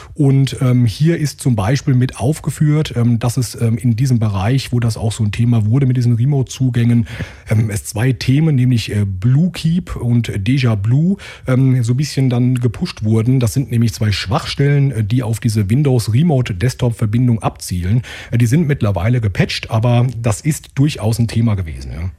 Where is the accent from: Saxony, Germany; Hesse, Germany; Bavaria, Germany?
Hesse, Germany; Limburg an der Lahn; Also ich komme hier aus Hessen, ja, aus dem schönen Limburg an der Lahn